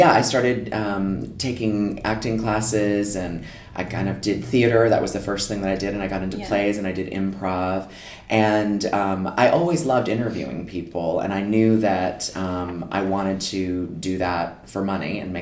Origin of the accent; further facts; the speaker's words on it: Connecticut, United States; moved away as an adult; also born or lived in Los Angeles, United States; now in London, United Kingdom; I grew up in Connecticut on the East Coast of America